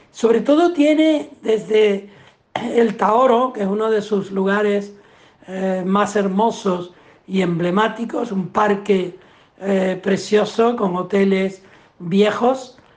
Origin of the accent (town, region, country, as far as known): Puerto de la Cruz, Canary Islands, Spain; born or raised there